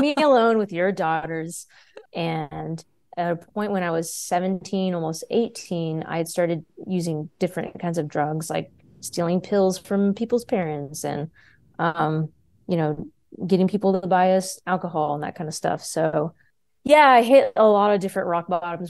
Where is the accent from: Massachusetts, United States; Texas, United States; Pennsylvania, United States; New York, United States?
Texas, United States; also born or lived in Austin, Texas; born and raised here in Texas, uh, I've only lived outside of Texas for two years.